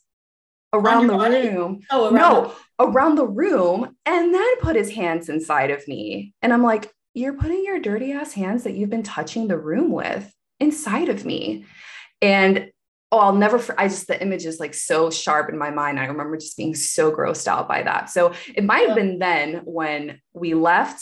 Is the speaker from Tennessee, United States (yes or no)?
no; Wilmington, North Carolina, United States; moved away as an adult; also born or lived in Seattle, Washington; now in Los Angeles, United States; moving back to Wilmington, my hometown, with my parents